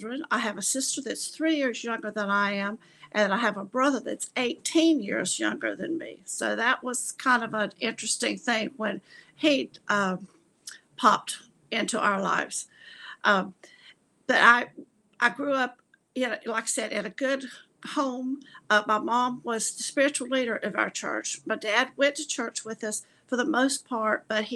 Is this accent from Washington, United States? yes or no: no; Gastonia, North Carolina, United States; moved away as an adult; also born or lived in Lincolnton, North Carolina; I was born actually in Lincolnton, North Carolina. And when I was 3 years old, we moved to Gastonia, where I lived the rest of my life until I actually went away to college and got married and moved away